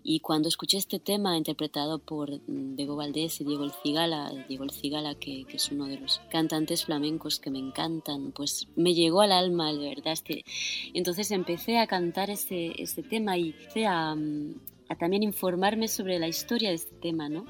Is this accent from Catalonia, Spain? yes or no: yes; Barcelona, Catalonia, Spain; first language Spanish and Catalan; moved away as an adult; now in France; soy catalana, nacida en Barcelona donde viví hasta los 23 años y luego me, fui a Francia, donde estoy viviendo desde el 2005